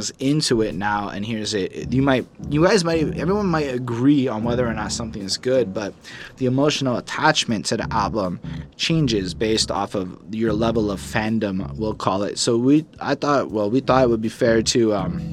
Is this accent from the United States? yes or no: no; Canada; I'm a Canadian.